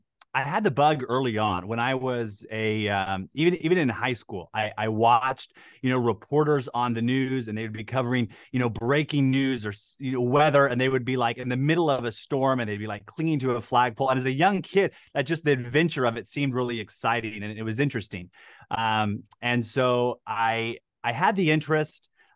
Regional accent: Portland, Oregon, United States; now in Texas, United States; Yeah, I grew up outside of Portland, Oregon. My parents had a couple acres in the country, in the woods.

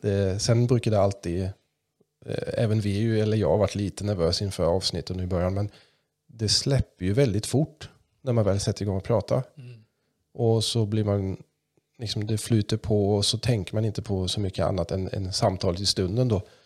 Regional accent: Kalmar, Kalmar County, Sweden; accent: mix of German and Kalmar; first language German; Swedish is a second language

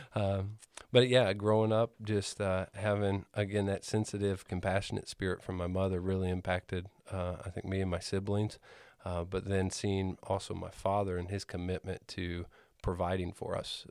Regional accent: Greenfield, Indiana, United States; I grew up in Greenfield.

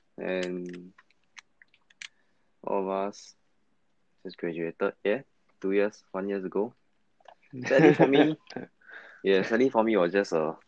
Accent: Singapore; I'm from Fengshan Primary.

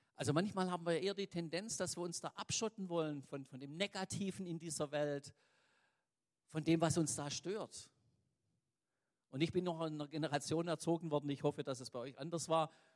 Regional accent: Swabia, Germany; uns selber als Schwaben

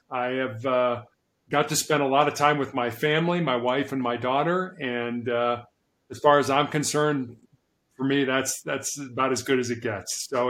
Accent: Chicago, Illinois, United States; also born or lived in Charleston, South Carolina; I was born and raised in Chicago, Illinois, in the United States.

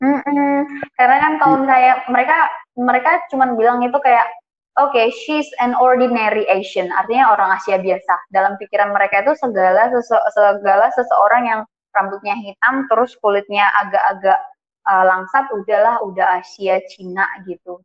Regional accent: Indonesia; moved away; dari Indonesia

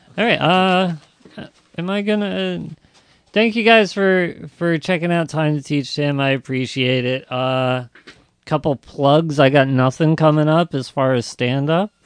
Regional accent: South Amboy, New Jersey, United States; also born or lived in Sayreville; I'm from South Amboy

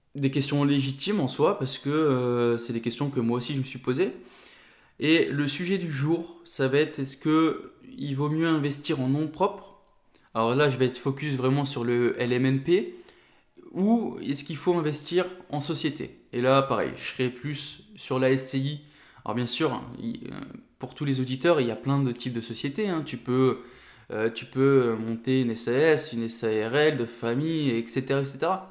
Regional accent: Nord, Hauts-de-France, France; now in Ain, France; j'habite dans l'Ain, mais je suis originaire du Nord

